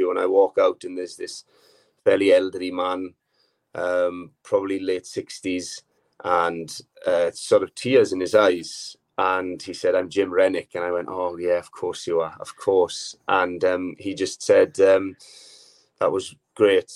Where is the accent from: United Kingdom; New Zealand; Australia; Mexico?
United Kingdom; Swansea Valley, Wales; I'm from the Swansea Valley